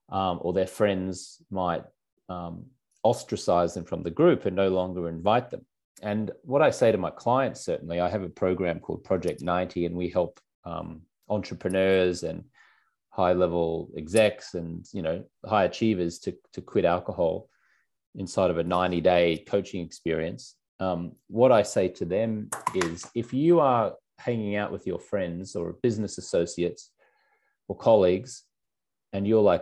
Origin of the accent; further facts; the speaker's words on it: Australia; I grew up in Australia